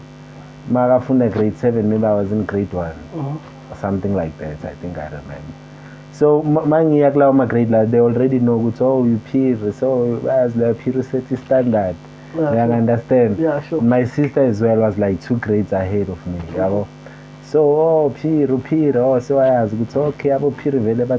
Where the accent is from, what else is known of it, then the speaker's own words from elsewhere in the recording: Soweto, Gauteng, South Africa; went to school Zola, primary, and then did high school Zola